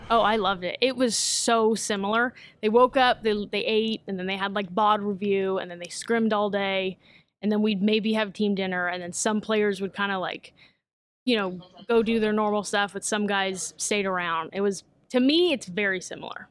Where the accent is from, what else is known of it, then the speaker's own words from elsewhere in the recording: Vallejo, California, United States; I'm from Vallejo, California. Um, grew up there